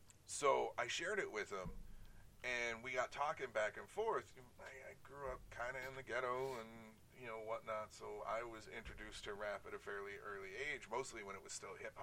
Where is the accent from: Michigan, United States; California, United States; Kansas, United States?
Michigan, United States; Detroit; growing up in Detroit, in the Detroit area